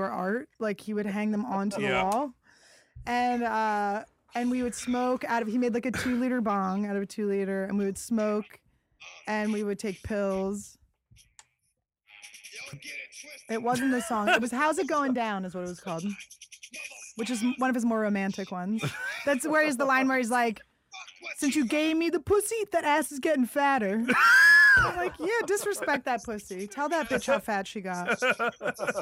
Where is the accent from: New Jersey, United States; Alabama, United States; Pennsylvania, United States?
Pennsylvania, United States; Philadelphia; I'm from Philly